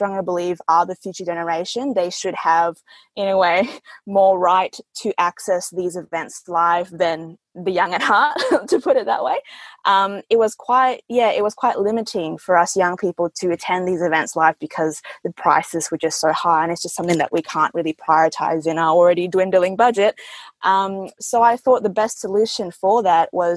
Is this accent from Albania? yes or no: no; Perth, Western Australia, Australia; English is a second language; also born or lived in Jakarta, Indonesia; I was born in Jakarta, Indonesia, and I came over here to Perth when I was 7 years old. And at that time, I didn't know English very well